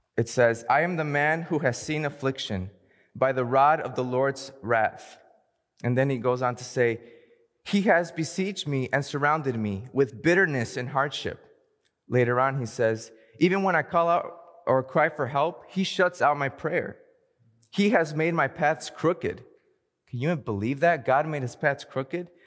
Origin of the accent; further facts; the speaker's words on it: Hayward, California, United States; also born or lived in Fremont, California; Even though I was born in Fremont, I grew up in the heart of the Bay, a town called Hayward